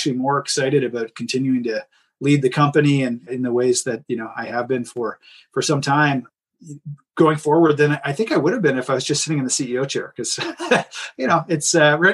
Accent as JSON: {"language": "English", "country": "Canada", "said": "I'm Canadian"}